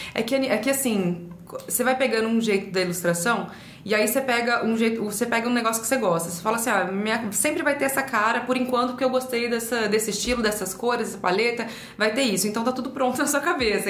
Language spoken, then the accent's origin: Portuguese; Ribeirão Preto, São Paulo, Brazil; Sou de Ribeirão